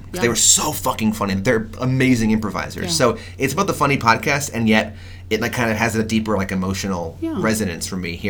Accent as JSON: {"language": "English", "region": "New York", "country": "United States", "tie": "born or raised there", "said": "growing up in New York, I did improv and saw a million, million, million shows at the UCB Theater"}